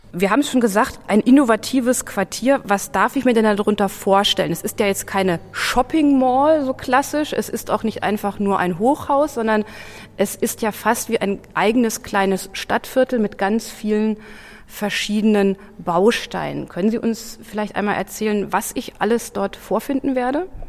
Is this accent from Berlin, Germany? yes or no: yes; Berlin, Germany; als Berliner